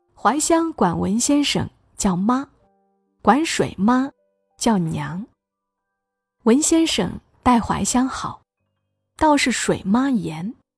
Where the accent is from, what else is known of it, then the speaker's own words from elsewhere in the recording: Hunan, China; 我们湖南人